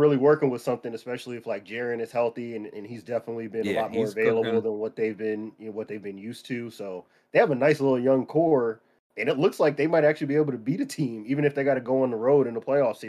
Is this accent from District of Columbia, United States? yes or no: no; San Diego, California, United States; Growing up in San Diego